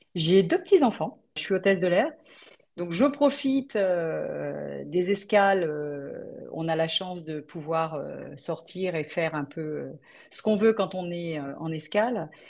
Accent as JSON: {"language": "French", "area": "Paris region", "region": "Île-de-France", "country": "France", "tie": "born or raised there", "also_born_or_lived": "Brittany / Belle-Île-en-Mer", "said": "je suis originaire de Bretagne, mais bon, mes parents, euh, ils ont dû aller à la capitale pour euh, travailler. Et du coup, bah, moi, j'ai grandi en région parisienne"}